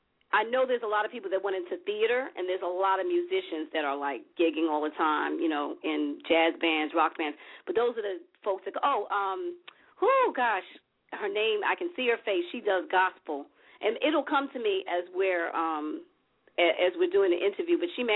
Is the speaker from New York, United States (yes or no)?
yes; New York, United States; when I grew up in New York, it was really all about hip-hop.